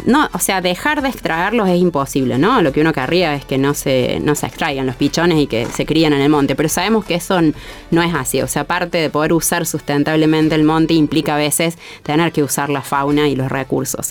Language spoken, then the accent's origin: Spanish; Córdoba, Argentina; soy acá cordobesa, ¿no? Nacida y criada en Córdoba